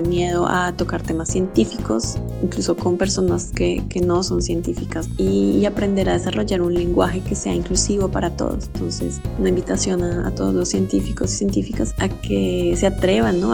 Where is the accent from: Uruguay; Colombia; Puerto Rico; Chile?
Colombia; now in Belgium; soy científica colombiana